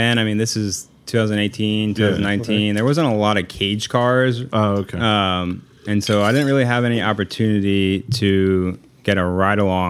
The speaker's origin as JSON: {"language": "English", "town": "Orlando", "region": "Florida", "country": "United States", "said": "I'm from Orlando. Like, my dad's living in Orlando"}